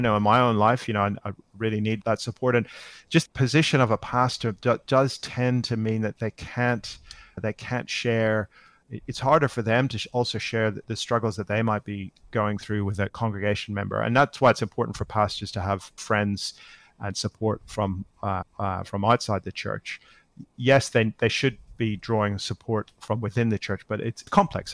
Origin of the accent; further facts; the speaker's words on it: Northern Ireland, United Kingdom; now in Australia; I'm living in Australia now, but I, I grew up in Northern Ireland